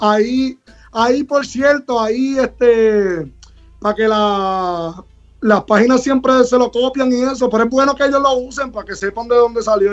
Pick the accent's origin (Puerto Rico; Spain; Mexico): Puerto Rico; somos de acá, soy de acá de Calle